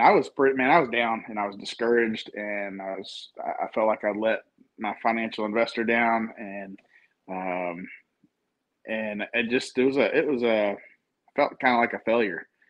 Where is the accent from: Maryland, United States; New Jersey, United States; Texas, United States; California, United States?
Texas, United States; I grew up in Texas